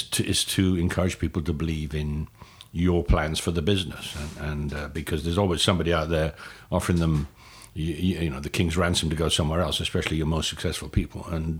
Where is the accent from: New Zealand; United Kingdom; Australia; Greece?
United Kingdom; Newport, Wales; moved away as an adult; also born or lived in London, United Kingdom; now in United States; I'm an American now, but I'm a Welsh-born American. I grew up in Newport, and I did actually leave Newport when I went to college in London when I was 18.